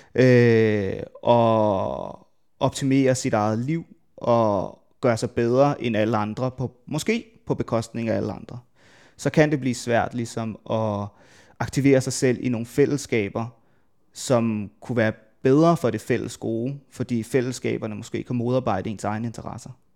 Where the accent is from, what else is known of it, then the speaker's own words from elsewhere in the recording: Værløse, Capital Region of Denmark, Denmark; hvis man tager det sted, jeg er fra, jeg er fra Værløs, øh, lidt uden for København